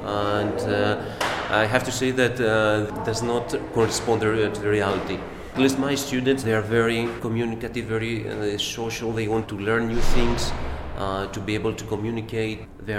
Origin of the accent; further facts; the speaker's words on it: Chios, North Aegean, Greece; I am an English teacher. I'm also a French teacher. I come from Chios Island. It's an island in the Eastern Aegean Sea.